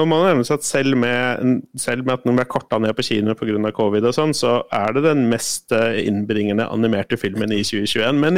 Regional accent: Colombia; now in Norway; og så er jeg ganske bevisst på at jeg er ganske subjektiv fordi jeg er fra Colombia

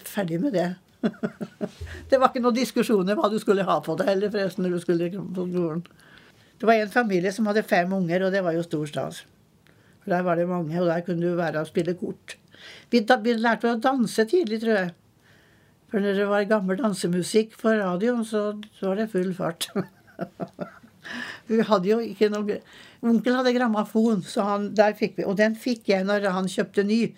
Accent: Trøndelag, Norway; moved away as an adult; also born or lived in Eastern Norway; Og jeg er født i Trøndelag. Men jeg har eh, vært på Østlandet siden jeg var 19

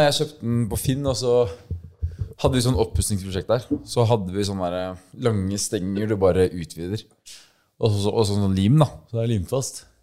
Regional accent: Stavanger, Rogaland, Norway; now in Oslo, Norway; Jeg er fra Stavanger, men jeg bor jo, så jeg har bodd i Oslo i fem år.

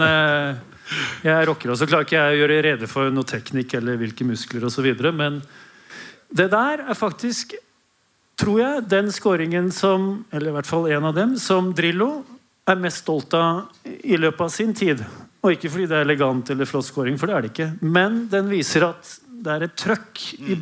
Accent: Oslo, Norway; also born or lived in Denmark; jeg er født i Danmark og vokste opp på Oslo vest

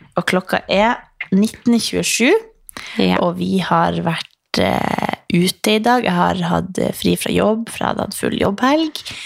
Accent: Northern Norway, Norway; now in Oslo, Norway; i fjor så var jeg hjemme i Nord-Norge

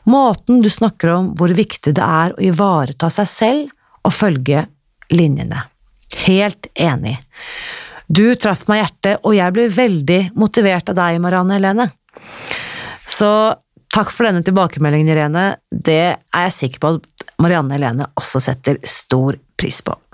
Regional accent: Akershus, Norway; now in Uppsala, Sweden; Fra Akershus.

